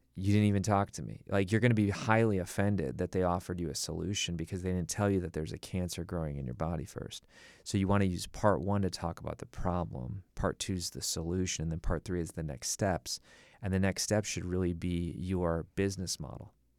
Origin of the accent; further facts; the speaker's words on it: Milwaukee, Wisconsin, United States; I grew up in Milwaukee, Wisconsin